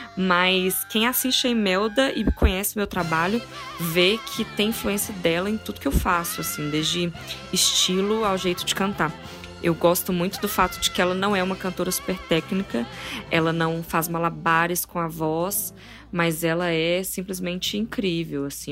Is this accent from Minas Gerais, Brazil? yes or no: yes; Formiga, Minas Gerais, Brazil; now in Belo Horizonte, Brazil; Isso é na minha cidade, né? Eu sou de Formiga, não sou daqui de BH